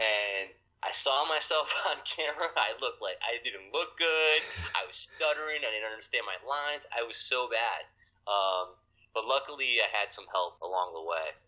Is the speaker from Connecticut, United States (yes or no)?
yes; Connecticut, United States; moved away as an adult; now in New York, United States; I've been here for 15 years. I'm originally from Connecticut.